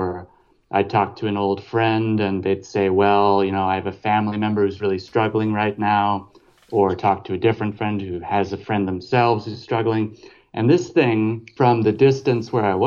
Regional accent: across the river from Louisville, Kentucky, Indiana, United States; also born or lived in Paris, France; now in Berlin, Germany; I'm originally from Indiana, right across the river from Louisville, Kentucky

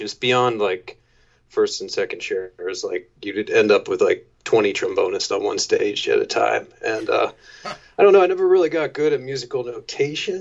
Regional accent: Maryland, United States; also born or lived in Washington, D.C. / San Diego; I was born in D.C. Uh, popped out to San Diego for a year, but mainly grew up around the Maryland area

